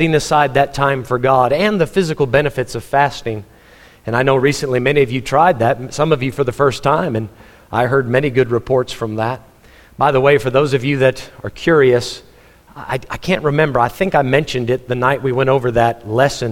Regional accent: Texas, United States; moved away; also born or lived in Missouri; I'm a Texan, so I wanted to go back to Texas

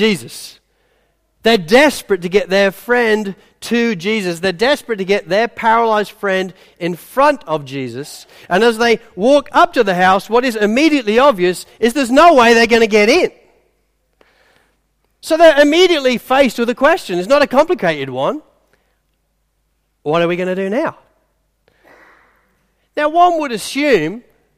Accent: England, United Kingdom; I'm English

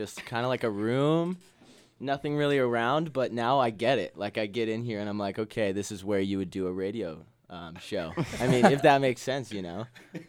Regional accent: Ephrata, Washington, United States; Small town, Ephrata, Washington.

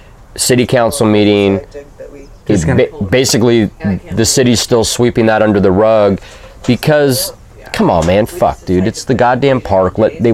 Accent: California, United States; We're California, guys.

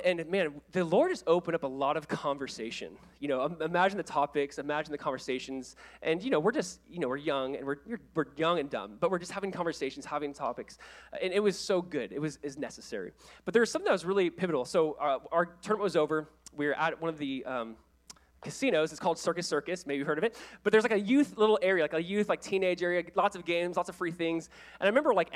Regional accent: Orange County, California, United States; I was the kid from Orange County. You know, I played at Calvary Chapel High in Southern California

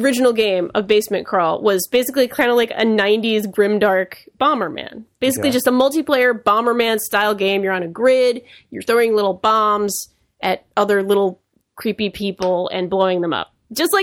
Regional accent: Rhode Island, United States; accent: Rhode Island

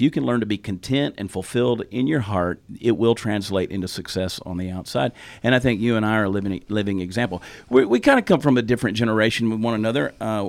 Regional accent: the South, United States; accent: Southern; Yeah, and I've said before, I didn't lose my Southern accent. I sort of muted it a little bit, but I can turn it loose really, really fast in the right moment.

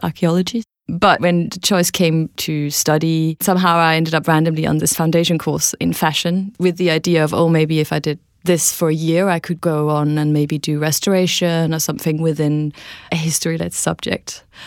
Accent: Denmark; moved away as an adult; also born or lived in London; I'm from Denmark

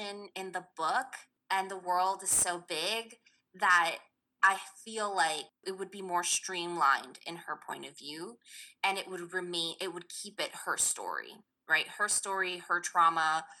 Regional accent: New York City, New York, United States; I grew up in Queens, New York

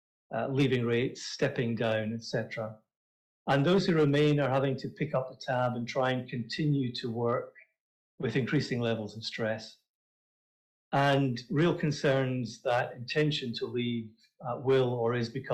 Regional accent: Scotland, United Kingdom; accent: Scottish; my gorgeous Scottish accent

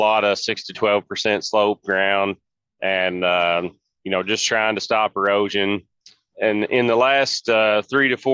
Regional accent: Philpot, Kentucky, United States; I'm from Philpott, Kentucky, right outside Owensboro. And I farm alongside my dad and my grandfather

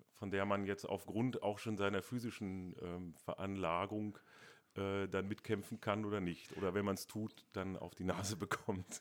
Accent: Hanover, Lower Saxony, Germany; moved away as an adult; now in Dresden, Germany; einmal bin ich Hannoveraner. Ähm, stolzer Hannoveraner

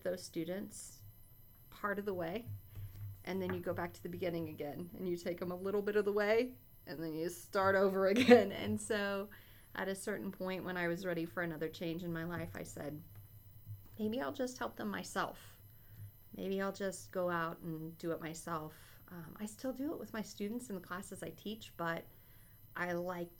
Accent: Wichita, Kansas, United States; moved away as an adult; now in Columbia, United States; I'm from Wichita, Kansas, originally, around there, and went to school there

